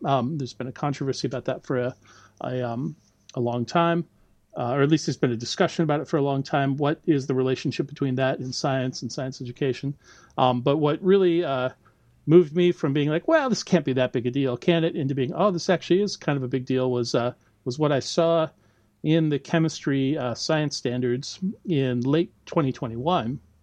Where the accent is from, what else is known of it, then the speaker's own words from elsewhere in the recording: United States; moved away as an adult; now in Auckland, New Zealand; as you can probably tell from my accent, right, I'm not originally from New Zealand. I did all my, uh, you know, I grew up and did all my uh, schooling in the U.S.